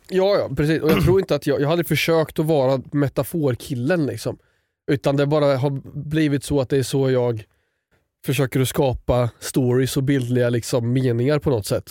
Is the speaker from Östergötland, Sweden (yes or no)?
yes; Östergötland, Sweden; accent: östgötska; jag tror min östgötska försvinner ju.